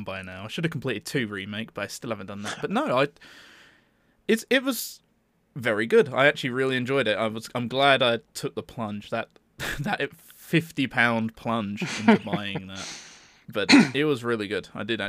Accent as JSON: {"language": "English", "country": "United States", "said": "I'm from America."}